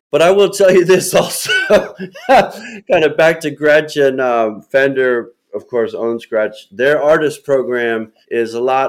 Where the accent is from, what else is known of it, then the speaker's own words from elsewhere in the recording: Philadelphia, Pennsylvania, United States; because I'm from Philadelphia.